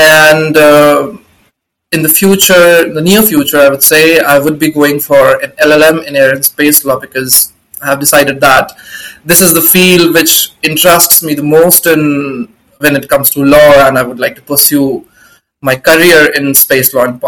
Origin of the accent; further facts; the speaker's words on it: India; I am from India, and currently I'm a final year law student